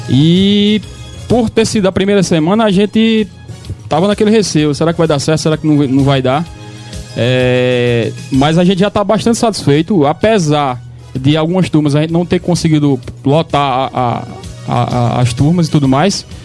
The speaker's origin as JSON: {"language": "Portuguese", "region": "Paraíba", "country": "Brazil", "lives_now": "Pernambuco, Brazil", "said": "Como eu sou paraibano, eu, tenho, eu sou 13 é? anos."}